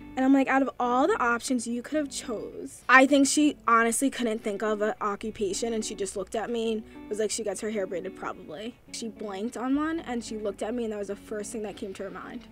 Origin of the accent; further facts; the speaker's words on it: Chappaqua, New York, United States; we grew up in quiet town of Chappaqua, New York